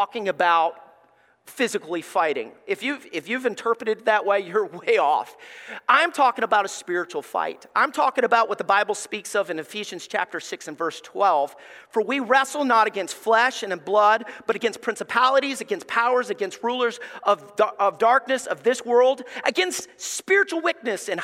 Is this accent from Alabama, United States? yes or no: yes; Alabama, United States; we grew up in Alabama